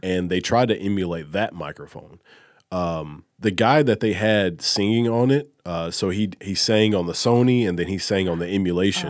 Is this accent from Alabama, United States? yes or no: yes; Alabama, United States; I'm from Alabama, a huge Alabama football fan